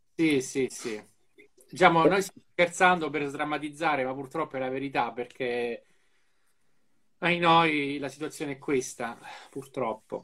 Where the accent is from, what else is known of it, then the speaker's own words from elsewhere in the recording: Apulia, Italy; in Puglia abbiamo le persone migliori in assoluto